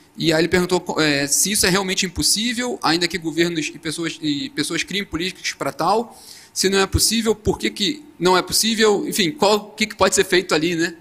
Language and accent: Portuguese; Nova Friburgo, Rio de Janeiro, Brazil; eu sou de Nova Friburgo, do interior do Rio. Passei por várias. Passei pela, pela enchente de 2011